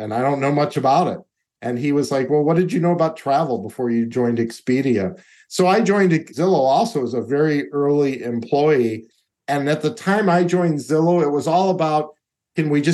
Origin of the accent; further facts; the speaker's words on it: Chicago, Illinois, United States; moved away; I'm a guy from Chicago